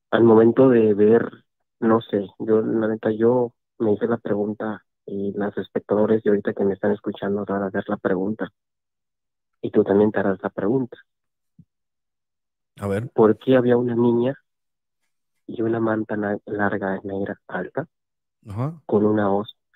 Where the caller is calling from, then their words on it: Veracruz, Mexico; de Veracruz, Puerto Veracruz.